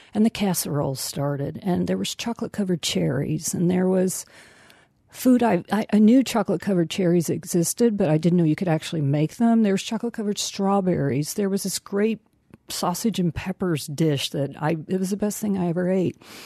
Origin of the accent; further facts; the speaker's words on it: Tornado Alley, United States; now in Marlborough, United States; I grew up in Tornado Alley.